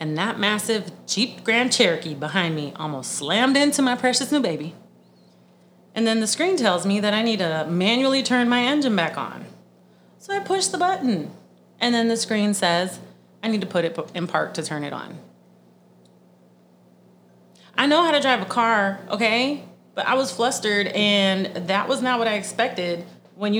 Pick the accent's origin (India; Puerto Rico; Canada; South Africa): Puerto Rico; moved away; growing up in Puerto Rico